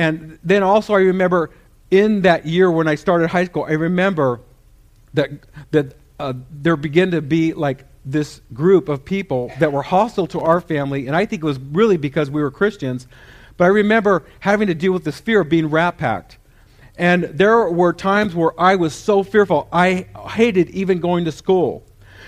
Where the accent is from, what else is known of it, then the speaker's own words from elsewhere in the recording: San Jose, California, United States; I grew up in East San Jose